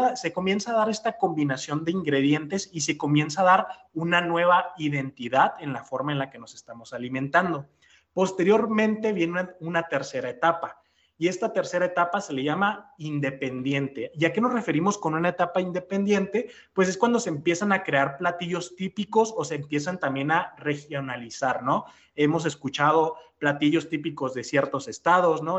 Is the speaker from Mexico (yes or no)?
yes; Mexico; nos caracterizamos como mexicanos